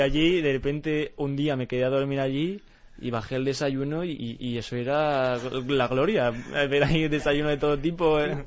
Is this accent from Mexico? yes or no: no; Spain; yo también me siento muy orgulloso de ser español